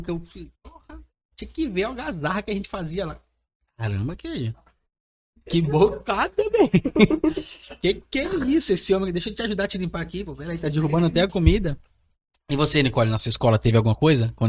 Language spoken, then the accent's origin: Portuguese; Vila Velha, Espírito Santo, Brazil; Vila Velha, eu moro ali também. Nós somos da República Federativa de Gaivotas, eu e o queijo.